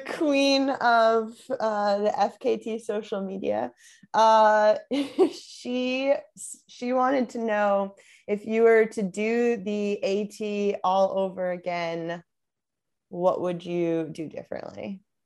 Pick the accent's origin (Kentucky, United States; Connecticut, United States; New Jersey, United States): Connecticut, United States; moved away as an adult; also born or lived in Vermont; now in Southern California, United States; I'm from Connecticut originally